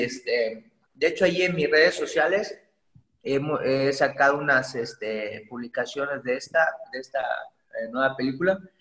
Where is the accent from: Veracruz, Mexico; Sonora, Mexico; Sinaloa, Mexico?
Veracruz, Mexico; Poza Rica; yo soy originario de Poza Rica, Veracruz, orgullosamente pozarricense y jarocho